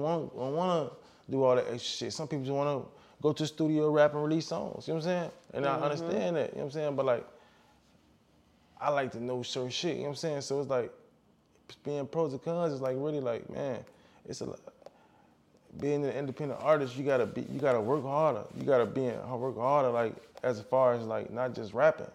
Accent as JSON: {"language": "English", "town": "Chicago", "region": "Illinois", "country": "United States", "tie": "born or raised there", "said": "I'm from Chicago"}